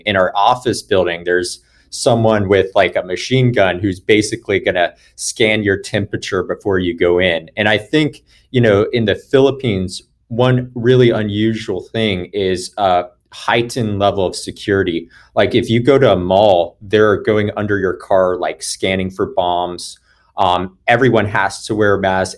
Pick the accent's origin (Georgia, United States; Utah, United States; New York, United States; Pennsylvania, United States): Georgia, United States; Atlanta; I am born and raised in Atlanta, Georgia